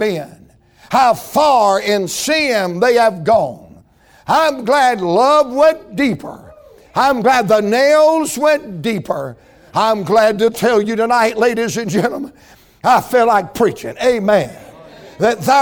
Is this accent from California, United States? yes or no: no; Atlanta, Georgia, United States; I'm from Atlanta, Georgia